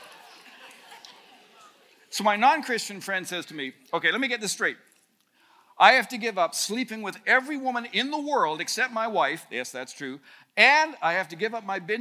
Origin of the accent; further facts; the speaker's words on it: Canada; as a Canadian